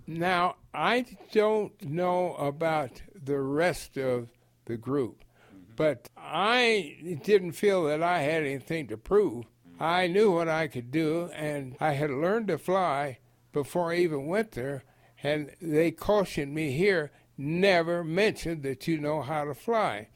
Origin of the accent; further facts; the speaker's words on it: Colorado, United States; I came from Colorado